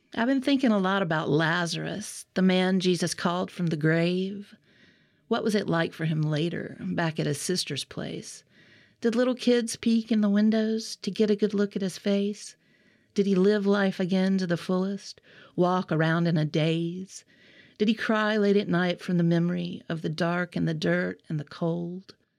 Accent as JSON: {"language": "English", "region": "Alabama", "country": "United States", "accent": "Southern", "said": "I'm from Alabama originally for many generations"}